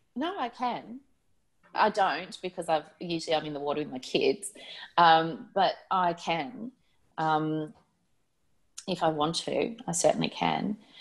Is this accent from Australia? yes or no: yes; Gold Coast, Queensland, Australia; also born or lived in Sydney; I spent some time growing up on the Gold Coast in Queensland, and I was a junior lifesaver